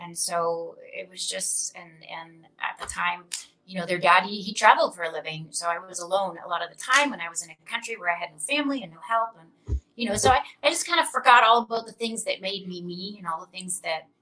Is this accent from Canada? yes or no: yes; Canada; I grew up in Canada